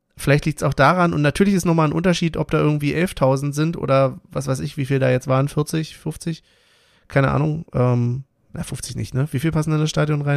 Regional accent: Berlin, Germany; wir sind halt auch Berliner

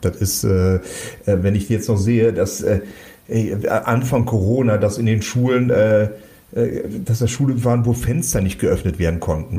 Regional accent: Cologne-Bonn region, North Rhine-Westphalia, Germany; wir kommen aus der Region Köln-Bonn

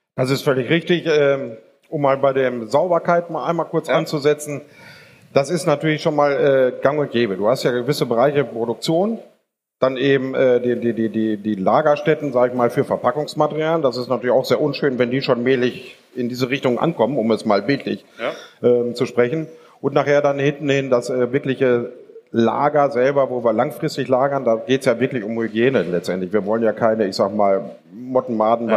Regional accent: Germany; wir sind Deutsche

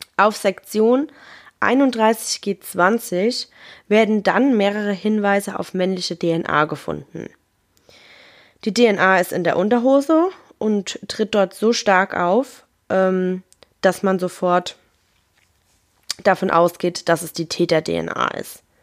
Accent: Germany; bei uns in Deutschland

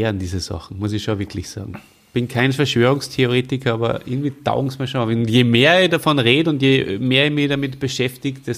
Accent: Salzburg, Austria; Also ich, ich, bin ja groß geworden in Salzburg, äh, da war unser Hauptskigebiet eins, wo zum Beispiel so ein Zweiersessellift dabei war, in der Gorsau.

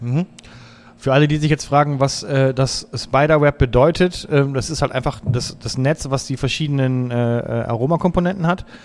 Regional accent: Bremen, Germany; ich komme aus Bremen

